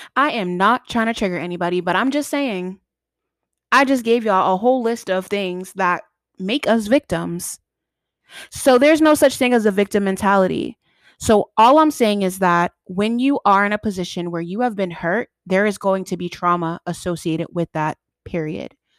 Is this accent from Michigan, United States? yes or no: no; Boston, Massachusetts, United States; I'm from Boston, Mass, and I still live in Boston